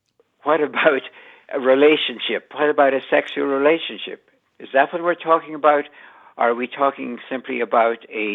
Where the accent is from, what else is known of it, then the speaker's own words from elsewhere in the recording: Ireland; moved away as an adult; now in United States; I grew up with a border in my life when I was growing up in Ireland